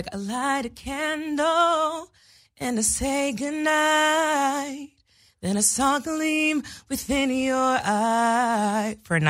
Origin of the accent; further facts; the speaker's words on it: Santa Barbara, California, United States; moved away; It's a weird place to grow up, though, because you don't really appreciate the beauty. But now when I go back, I'm like, I can't believe I grew up here.